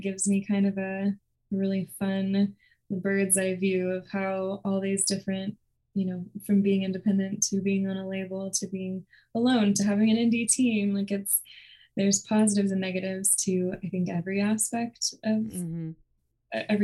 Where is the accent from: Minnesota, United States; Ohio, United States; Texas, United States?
Texas, United States; Houston; moved away as an adult; now in Nashville, United States; I grew up in Houston, Texas